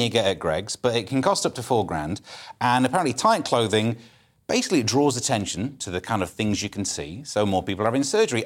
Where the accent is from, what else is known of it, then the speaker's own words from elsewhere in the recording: Mansfield, East Midlands, United Kingdom; I'm from Mansfield. I can't do foreign accent.